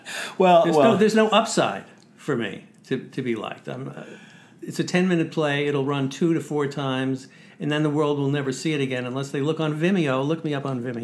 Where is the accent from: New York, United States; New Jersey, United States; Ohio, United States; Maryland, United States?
New York, United States; New York City; Growing up in Sheepshead Bay, where Larry David said most conversations in his family were done in a form of a yelling match, that's where I grew up, in the same neighborhood